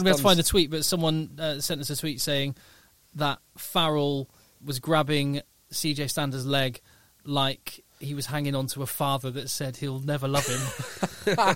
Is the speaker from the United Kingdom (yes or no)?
yes; England, United Kingdom; as an Englishman